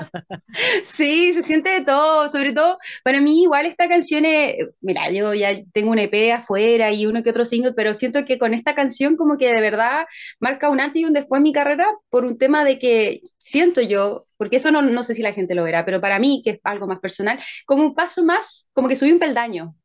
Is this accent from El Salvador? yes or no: no; San Bernardo, Santiago Metropolitan Region, Chile; soy de Santiago de Chile y soy cantante, compositora y actriz chilena